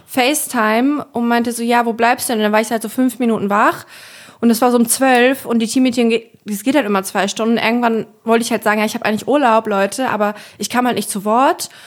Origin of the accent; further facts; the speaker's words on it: Germany; ich bin äh, in der Nähe von Bremen aufgewachsen, ehrlich gesagt auf dem Dorf mit 2000 Einwohnern